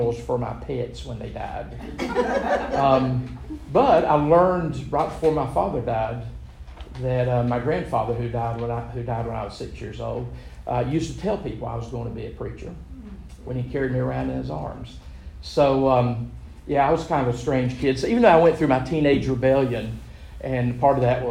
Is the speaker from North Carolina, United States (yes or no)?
yes; Gastonia, North Carolina, United States; I was born in Gastonia, big mill village, particularly when I was growing up in it